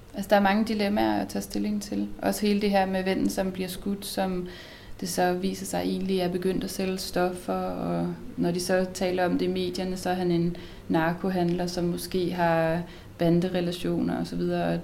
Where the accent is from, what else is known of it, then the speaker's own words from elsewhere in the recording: Herning, Central Denmark Region, Denmark; jeg er fra Herning